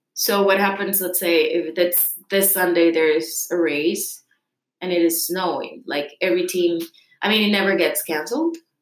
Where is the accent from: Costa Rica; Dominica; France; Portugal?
Costa Rica; I'm from Costa Rica